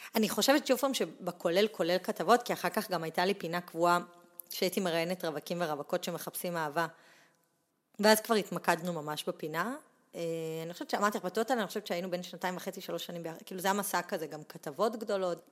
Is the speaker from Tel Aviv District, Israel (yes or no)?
no; Pardesiya, Central District, Israel; also born or lived in Netanya; נולדתי בנתניה, אבל uh, עברתי... אני חושבת כזה, ביסודי עברנו לפרדסיה